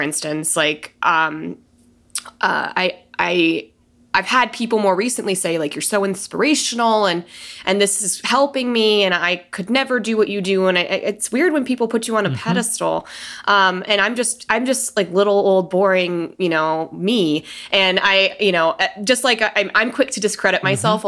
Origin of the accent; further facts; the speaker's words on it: Denver, Colorado, United States; moved away as an adult; now in San Diego, United States; I've been in San Diego this long. I'm from Denver.